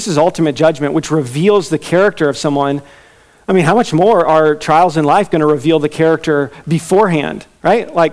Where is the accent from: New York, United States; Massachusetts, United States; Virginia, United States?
Virginia, United States; I'm from Virginia.